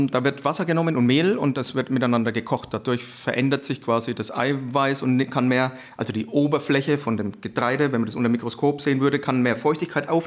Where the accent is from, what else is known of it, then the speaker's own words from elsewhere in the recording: Franconia, Bavaria, Germany; accent: Franconian; ich bin Franke, hört man das?